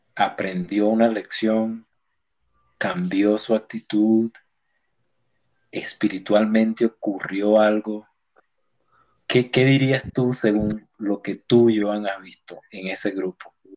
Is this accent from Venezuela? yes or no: yes; Venezuela; moved away; esa Venezuela que en realidad yo extraño